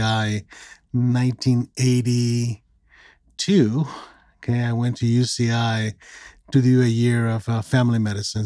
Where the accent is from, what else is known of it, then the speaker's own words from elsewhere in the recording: Mexico; moved away as an adult; also born or lived in California; I'm originally from Mexico. I was born and raised there from a Mexican father and American mother.